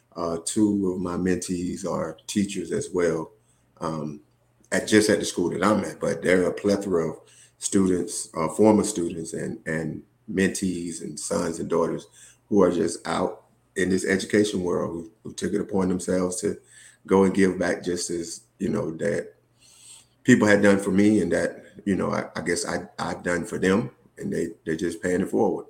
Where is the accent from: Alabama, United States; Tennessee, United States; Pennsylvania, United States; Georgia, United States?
Georgia, United States; Woodland; moved away as an adult; also born or lived in Atlanta, Georgia; I'm originally from Woodland, Georgia, small town outside of uh, Columbus, Georgia, between Columbus and Macon.